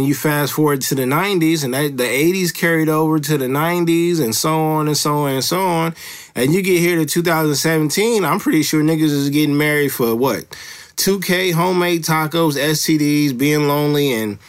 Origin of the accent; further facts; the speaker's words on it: Los Angeles, California, United States; I live close to Los Angeles now, but I'm from Los Angeles